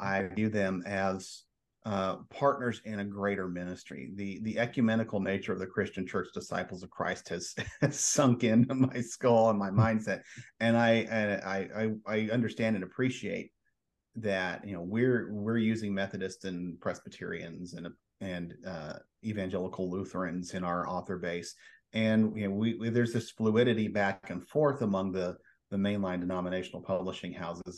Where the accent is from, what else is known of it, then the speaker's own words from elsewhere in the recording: Edmond, Oklahoma, United States; I grew up in Edmond, Oklahoma, suburb of Oklahoma City